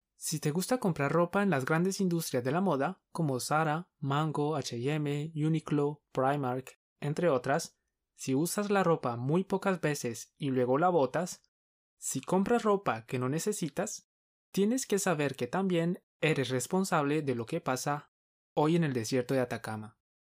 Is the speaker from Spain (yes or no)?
no; Colombia; Somos dos profes colombianos